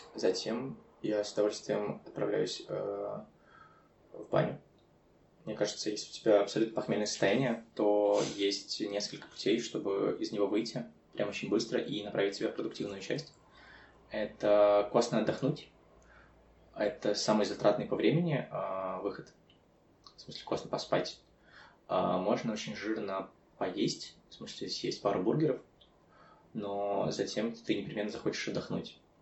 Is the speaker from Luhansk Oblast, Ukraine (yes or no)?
no; Chernivtsi, Chernivtsi Oblast, Ukraine; Я родом из Черновцов